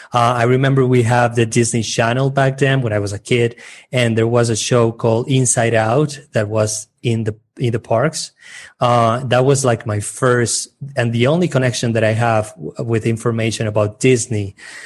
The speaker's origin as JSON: {"language": "English", "country": "Colombia", "also_born_or_lived": "Medellin / Cartagena", "first_language": "Spanish", "second_language": "English", "said": "So I'm from Colombia. I live in Medellin currently, and between Medellin and Cartagena, which is in the Caribbean coast of Colombia."}